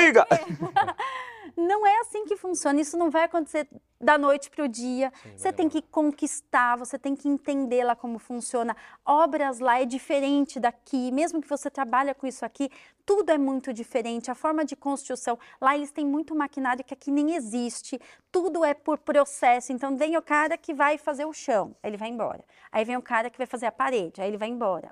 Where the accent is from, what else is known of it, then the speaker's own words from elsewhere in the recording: Brazil; moved away as an adult; now in United States; eu sou brasileiro